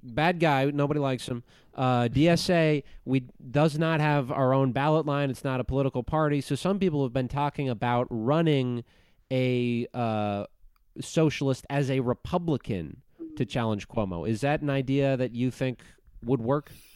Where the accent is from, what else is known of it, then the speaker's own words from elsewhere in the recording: Minnesota, United States; I'm from Minnesota